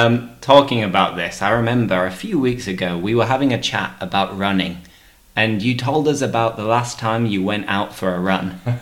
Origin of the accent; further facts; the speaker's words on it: the north of England, United Kingdom; You see, I'm from the north of England.